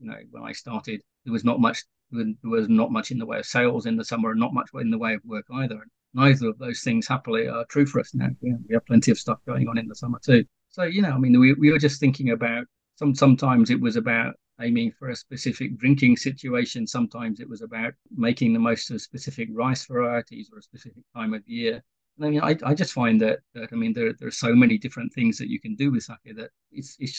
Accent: United Kingdom; moved away as an adult; now in Kyoto Prefecture, Japan; I'm British

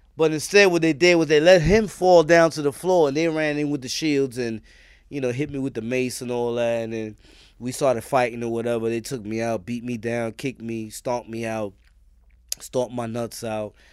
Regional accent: New York City, New York, United States; also born or lived in Richmond Hill, Queens; I'm from East New York, Brooklyn

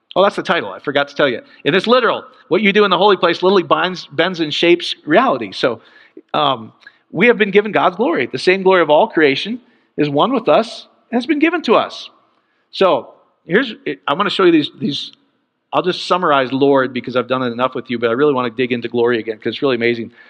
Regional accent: Iowa, United States; growing up in Iowa

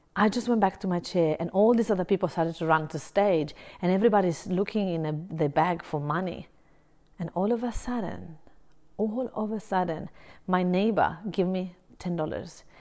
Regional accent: Italy; now in Brisbane, Australia; I'm originally from Italy. I live in Australia, in Brisbane

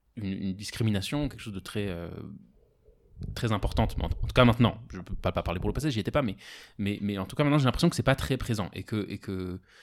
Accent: France; moved away as an adult; now in Israel; j'ai grandi en France jusqu'à 18 ans.

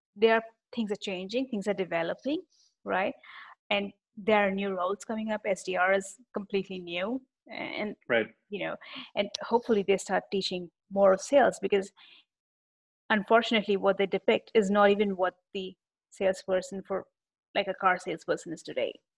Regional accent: India; being an Indian

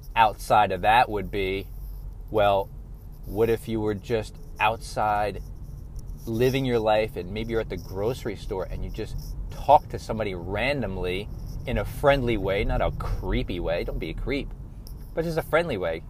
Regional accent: New York, United States; I was born and raised in New York

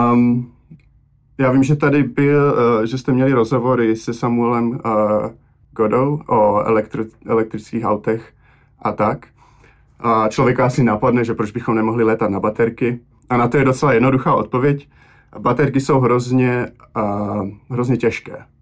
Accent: Czechia; also born or lived in Slovakia; now in Boston, United States; jsem vyrůstal v Česku

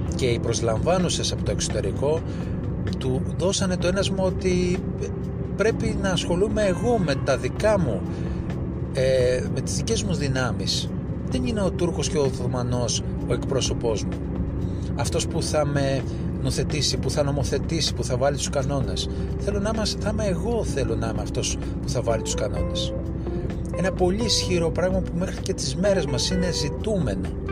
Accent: Greece; εμείς είμαστε άλλοι Έλληνες

